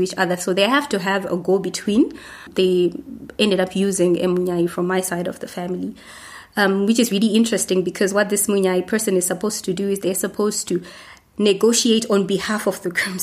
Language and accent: English; Zimbabwe; I come from Zimbabwe.